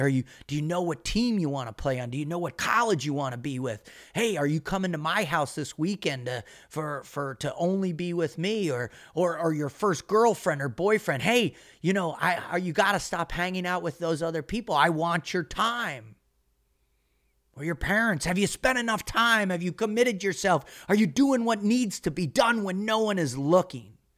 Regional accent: Boca Raton, Florida, United States; as a kid growing up in Boca Raton, Florida

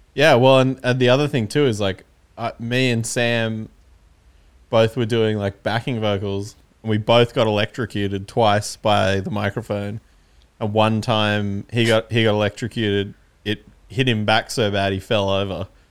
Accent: Canberra, Australian Capital Territory, Australia; we're from Canberra, so we're only, like, three hours away

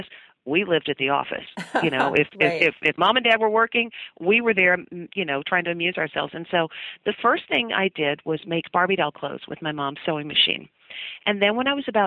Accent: Dalton, Georgia, United States; I'm from a little town called Dalton, Georgia. It's about 90 miles northwest of Atlanta. And while you may have never heard of Dalton, I'm pretty sure you've heard of wall-to-wall carpeting. It was invented in my hometown

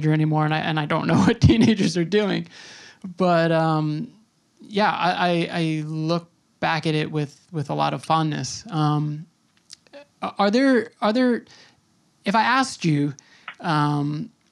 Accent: Suffolk County, Long Island, New York, United States; I grew up in Suffolk

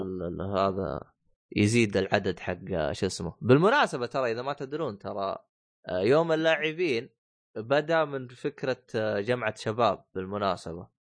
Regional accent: Saudi Arabia

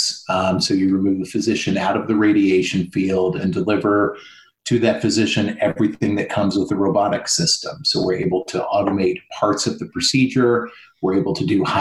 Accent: Midwest, United States; moved away; I'm originally from the Midwest

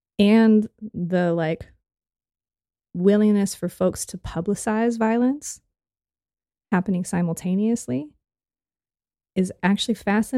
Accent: West Coast, United States; a kid growing up on the West Coast, we learned about the civil rights movement of being something that happened in the other part of the country

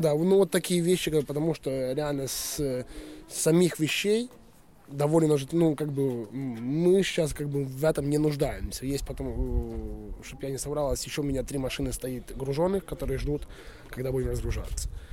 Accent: Western Ukraine, Ukraine; moved away as an adult; now in Sweden; Я сам родом с Украины. Семь лет уже живу в Швеции.

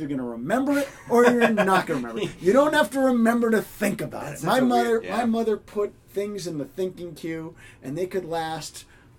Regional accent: Boston, Massachusetts, United States; I grew up in Boston.

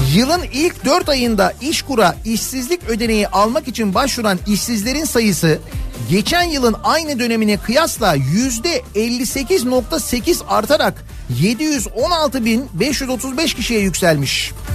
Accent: Istanbul, Turkey; Bir İstanbullu olarak

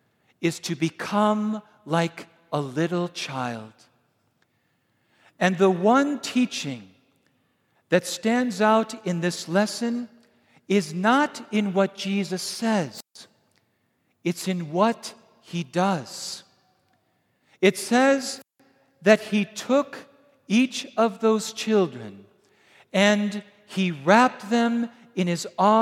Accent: Wisconsin, United States; I'm from Wisconsin

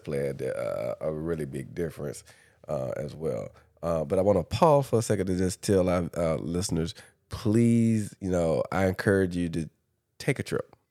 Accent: Dublin, Georgia, United States; moved away; also born or lived in Atlanta, Georgia / Washington, D.C. / Los Angeles; I'm from Dublin

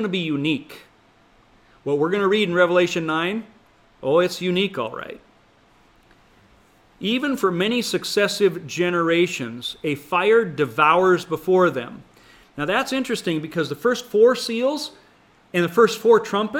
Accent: Montana, United States; When I was growing up in Montana

